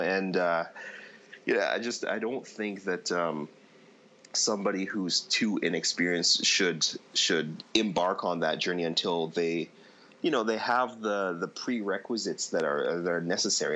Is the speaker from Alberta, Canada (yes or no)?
no; Toronto, Ontario, Canada; I grew up in Toronto. I lived in the West End.